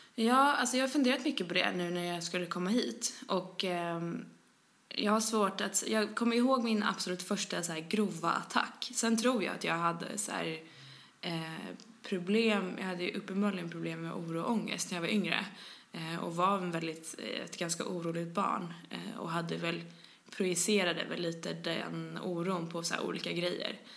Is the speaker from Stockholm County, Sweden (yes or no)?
yes; Stockholm, Stockholm County, Sweden; accent: thick Stockholm; jag är från Stockholm, som man hör. Skäms alltid över min grova stockholmska